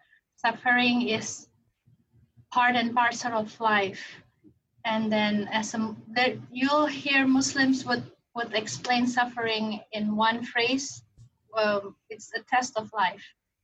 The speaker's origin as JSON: {"language": "English", "country": "Indonesia", "also_born_or_lived": "Singapore", "second_language": "English", "moved": "as an adult", "lives_now": "United States", "said": "I was born and raised a Muslim. Originally, I'm from Indonesia. I have lived in the U.S. for over, this February would be 22nd. So still half of my life I lived outside the US, in Asia, Indonesia, and Singapore."}